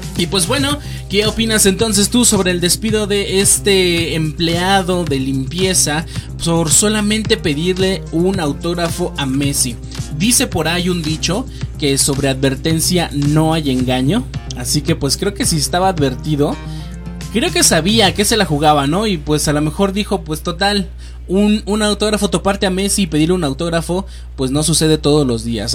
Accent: Mexico; como buenos mexicanos

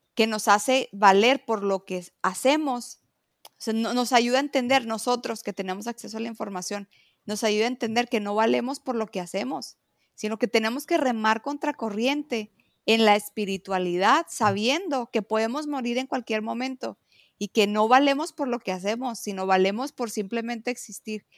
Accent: Mexico; yo amo ser mexicana

